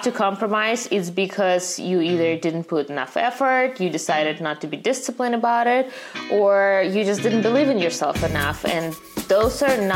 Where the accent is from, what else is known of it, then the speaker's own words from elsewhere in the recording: Russia; now in United States; growing up in Russia